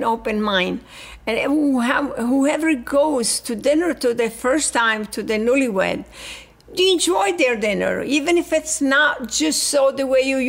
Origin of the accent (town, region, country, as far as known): Italy; born or raised there; English is a second language; moved away as an adult; now in United States